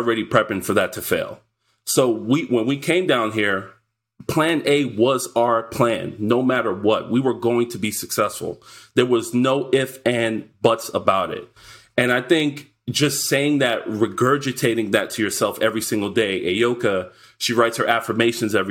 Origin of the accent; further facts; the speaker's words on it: New York, United States; I'm a New Yorker